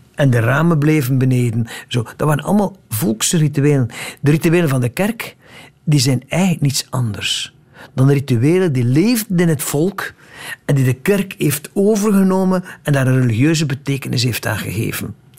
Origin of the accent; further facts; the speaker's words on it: West Flanders, Belgium; in West-Vlaanderen, van waar ik kom